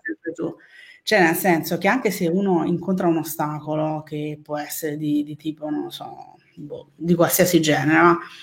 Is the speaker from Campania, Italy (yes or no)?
yes; Naples, Campania, Italy; Napoli, però per un quarto sono palermitana.